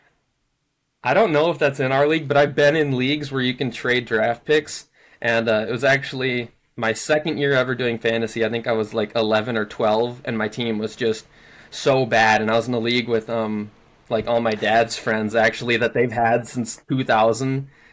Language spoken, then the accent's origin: English; Minnesota, United States; moved away as an adult; also born or lived in Hawaii; now I'm living back in Minnesota, born and raised in Minnesota